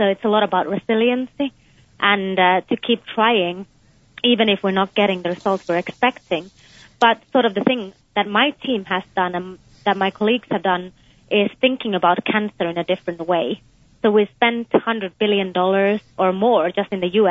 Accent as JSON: {"language": "English", "country": "Finland", "tie": "born or raised there", "also_born_or_lived": "United Kingdom / Texas, United States", "moved": "as an adult", "lives_now": "United States", "said": "I was born in Finland, but I also spent some of my childhood in the UK."}